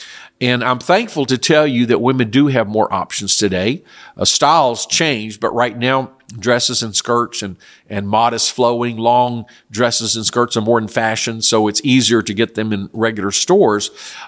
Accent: South Korea; I know when I grew up in Korea years ago, the government had a dress code for public schools.

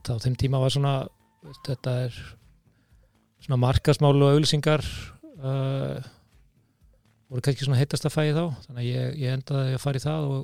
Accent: Seltjarnarnes, Capital Region, Iceland; seltetningur Já, seltetningur sem að endaði í Vestlandskólanum og hérna

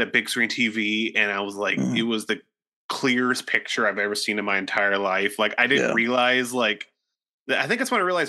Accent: Ohio, United States; now in Nashville, United States; In my hometown, there was this in Ohio

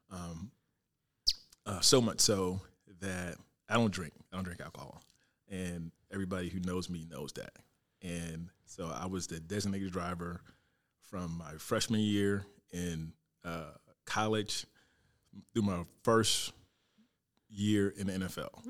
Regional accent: Fort Pierce, Florida, United States; moved away as an adult; I'm from Fort Pierce, uh, Florida. So it all started in Little League in Fort Pierce. Um, from Little League to high school to Fort Pierce Westwood High School, go Panthers.

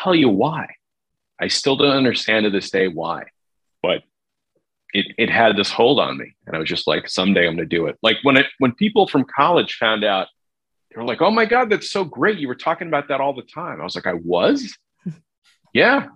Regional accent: New Jersey, United States; growing up in New Jersey

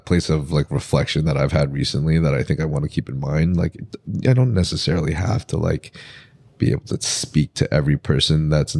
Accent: Philippines; which is really cool because I'm Filipino.

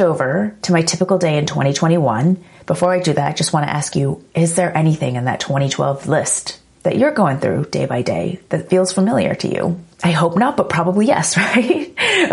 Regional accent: Los Angeles, California, United States; also born or lived in New York; moved back here to my hometown of LA for 3 years

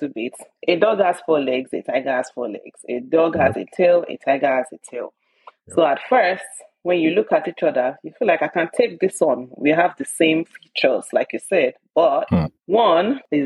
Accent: Epe, Lagos, Nigeria; I'm originally from Epe, Lagos, Nigeria. Original Yoruba, born and bred.

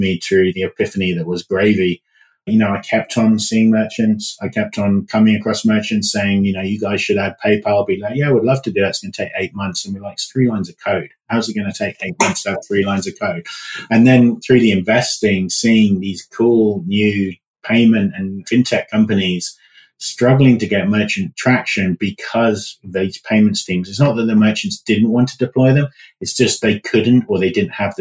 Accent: United Kingdom; moved away; So as you can tell from my accent, I'm from the UK originally

